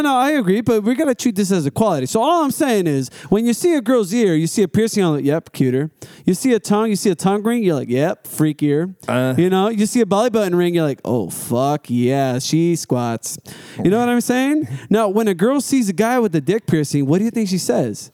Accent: Los Angeles, California, United States; now in Mill Creek, United States; I'm kind of an outsider coming in. I am from the Los Angeles area

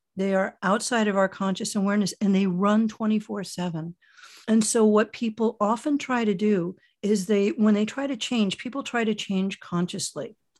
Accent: Miami, Florida, United States; moved away as an adult; also born or lived in Michigan / Germany / London / New York; now in San Francisco Bay Area, United States; I was born in Miami, Florida, only a child, and, uh, got out of there as soon as I was legally old enough to flee.

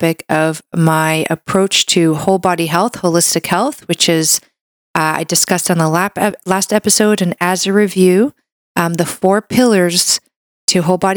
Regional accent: Canada; I'm a Canadian medical doctor

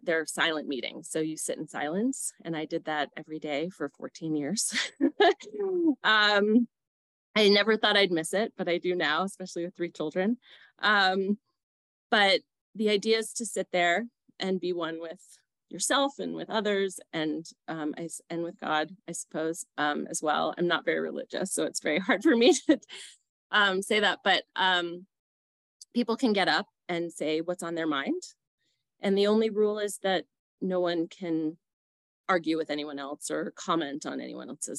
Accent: New York City, New York, United States; born or raised there; now in Aurora, United States

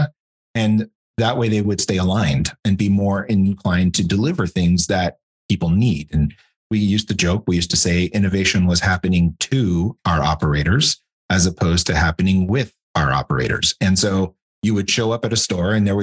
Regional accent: Canada; moved away as an adult; also born or lived in Europe / Switzerland; now in United States; I'm not from the US, I'm from Canada.

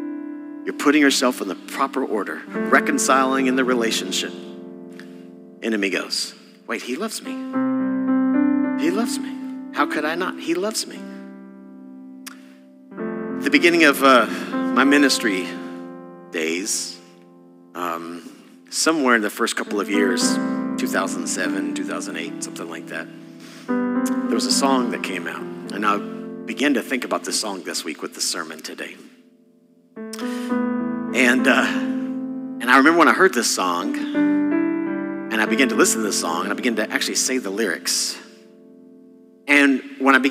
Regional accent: Texas, United States; I'm from Texas

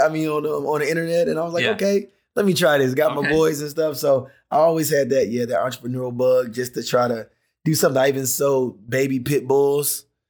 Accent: Decatur, Georgia, United States; Yep, Atlanta, Georgia. Yep, Decatur, Georgia.

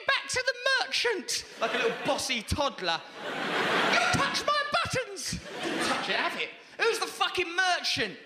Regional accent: England, United Kingdom; I'm English.

